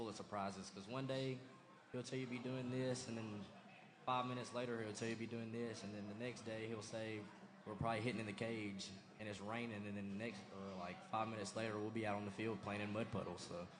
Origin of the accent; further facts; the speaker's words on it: Center, United States; For me, growing up in Center, going to Center my whole life, it's just the culture that I feel like it is.